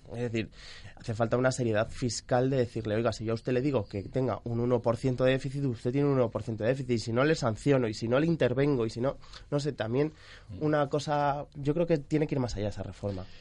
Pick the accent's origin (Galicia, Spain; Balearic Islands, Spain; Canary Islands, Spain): Balearic Islands, Spain; Mallorca; Yo soy de Mallorca